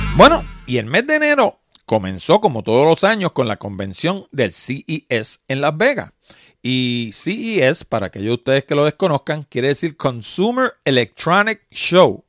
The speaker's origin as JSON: {"language": "Spanish", "country": "Puerto Rico", "said": "yo vivo en Puerto Rico, los puertorriqueños somos ciudadanos norteamericanos"}